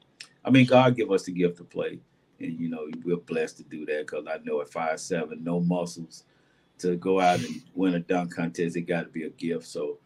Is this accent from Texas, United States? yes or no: yes; Dallas, Texas, United States; I grew up in Dallas in the Boys and Girls Club